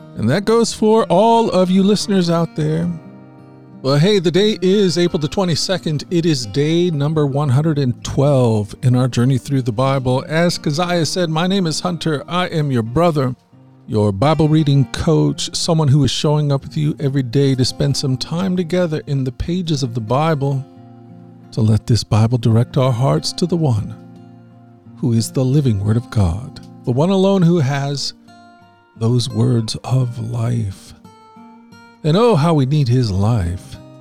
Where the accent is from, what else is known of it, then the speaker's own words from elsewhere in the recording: Philippines; now in Cambodia; I'm a Filipino missionary living in Cambodia